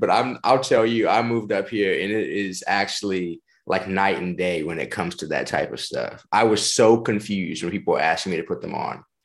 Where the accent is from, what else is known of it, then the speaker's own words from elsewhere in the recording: Houston, Texas, United States; moved away as an adult; now in Illinois, United States; I am from Houston, Texas, originally. I actually just relocated out to Illinois about 3, 4 months ago.